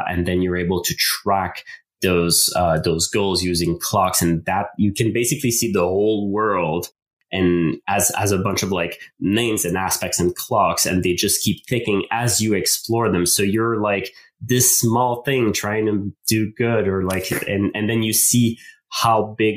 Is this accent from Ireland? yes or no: no; Canada; first language French; English is a second language; English is my second language. I'm French Canadian. French is my main language